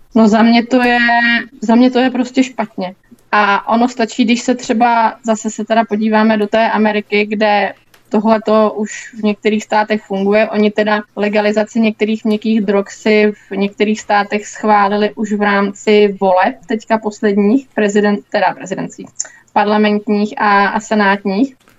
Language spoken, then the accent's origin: Czech; Mladá Boleslav, Central Bohemian Region, Czechia; jsem z Mladý Boleslavy